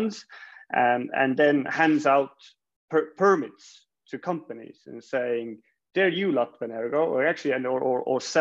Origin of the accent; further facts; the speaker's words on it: Estonia; we I guess originally from Estonia, but um, I guess I've spent most of my career uh, outside of Estonia and the Baltics.